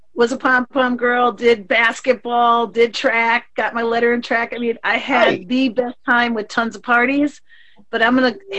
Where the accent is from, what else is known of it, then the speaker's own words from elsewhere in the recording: Prescott, Wisconsin, United States; moved away as an adult; also born or lived in Milwaukee, Wisconsin; now in Florida, United States; I'm from Prescott, Wisconsin, near the Twin Cities area. Okay. And then I went to school in Milwaukee. And then I stayed. I was in Milwaukee for a long time. I moved to Florida in the 90s.